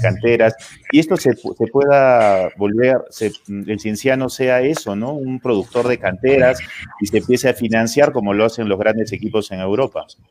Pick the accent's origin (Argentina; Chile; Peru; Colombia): Peru; Cusco; para nosotros como cusqueños